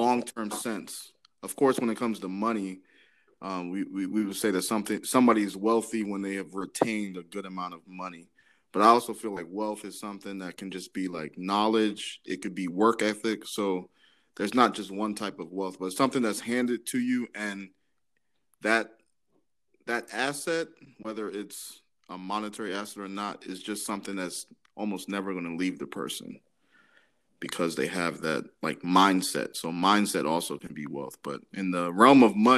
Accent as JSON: {"language": "English", "region": "Maryland", "country": "United States", "tie": "born or raised there", "also_born_or_lived": "Dallas", "said": "I'm from Maryland, grew up in Maryland"}